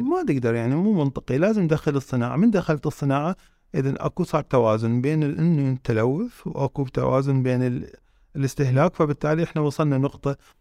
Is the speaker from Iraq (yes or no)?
yes; Iraq; احنا يعني في عندنا في العراق